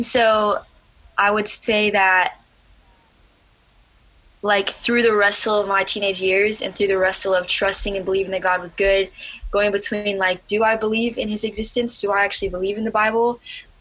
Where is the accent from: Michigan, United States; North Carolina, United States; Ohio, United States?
Ohio, United States; also born or lived in Alaska; I had just moved from my home state, Alaska, to a new state. My family's now living in Ohio.